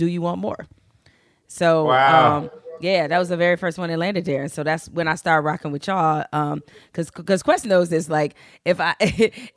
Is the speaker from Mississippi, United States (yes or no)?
no; Detroit, Michigan, United States; I was born in Detroit. As I like to say, I'm from the real hood, not the rap hood